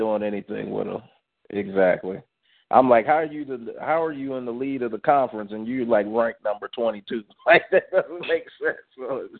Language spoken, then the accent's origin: English; Maryland, United States; now in Ashtabula, United States; that's where I grew up out there in Maryland.